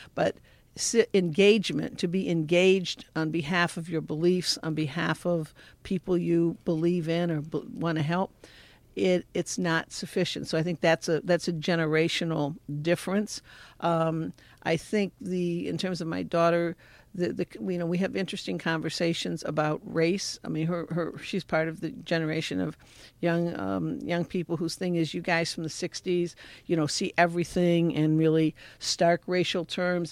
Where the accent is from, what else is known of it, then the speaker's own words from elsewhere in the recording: Detroit, Michigan, United States; I grew up in the Detroit Catholic worker movement. My parents, uh, started the Catholic worker in Detroit in nineteen thirty-seven